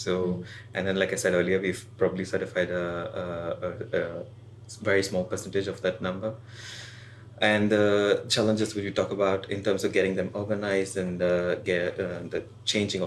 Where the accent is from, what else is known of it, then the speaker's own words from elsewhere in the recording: India; I'm from India